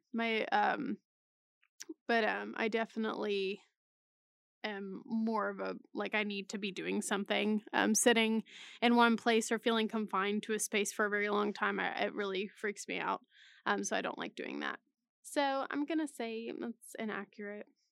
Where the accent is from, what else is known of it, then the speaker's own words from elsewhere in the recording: Texas, United States; moved away as an adult; now in Oklahoma, United States; Texas, of course, living there for th, m, m, basically my whole life